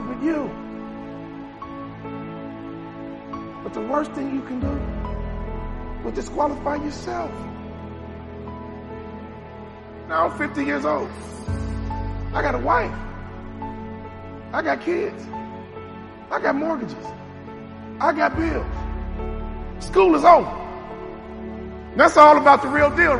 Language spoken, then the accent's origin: English; Chicago, Illinois, United States; I'm from Chicago.